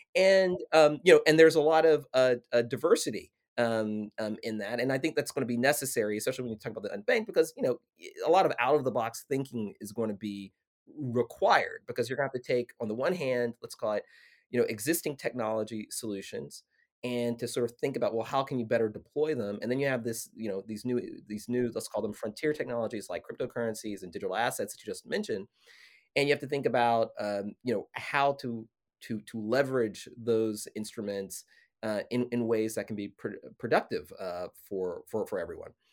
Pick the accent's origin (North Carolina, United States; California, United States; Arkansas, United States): Arkansas, United States; now in Washington, D.C., United States; I'm a kid from Arkansas who lives, you know, in Washington, D C.